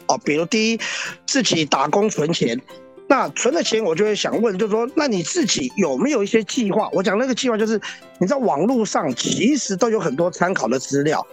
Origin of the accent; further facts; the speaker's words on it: Taiwan; also born or lived in Hong Kong (father's origin); 其实我也是台湾人，而且我在台湾当了两年兵，还是空降特种部队。哦，那我也在台湾念书